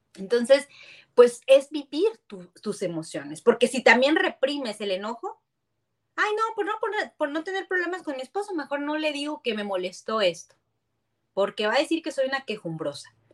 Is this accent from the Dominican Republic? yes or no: no; San Luis Potosí, Mexico; also born or lived in Guadalajara; es mi tierra, yo soy potosina